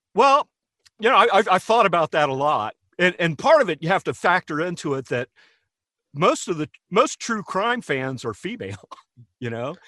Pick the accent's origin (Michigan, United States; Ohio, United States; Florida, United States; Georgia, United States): Ohio, United States; Hamilton; a little celebrity in my hometown, um, you know, outside of Hamilton, nobody knew who I was.